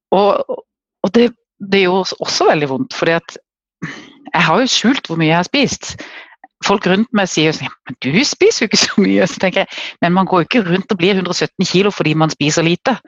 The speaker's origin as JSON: {"language": "Norwegian", "town": "Kristiansand", "region": "Agder", "country": "Norway", "accent": "southern (Sørlandet) dialect", "said": "jeg bor helt i sør, det kan dere sikkert høre på dialekten. Jeg bor i Kristiansand"}